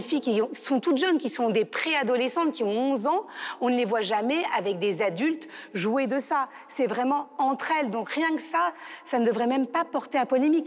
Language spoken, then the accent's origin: French; France; en tant que Français